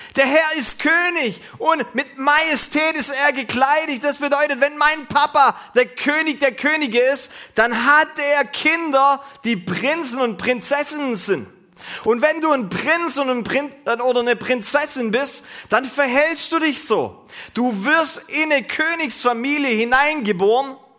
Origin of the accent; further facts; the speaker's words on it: Germany; wir als Deutsche, die wir wirklich menschenfreundlich sind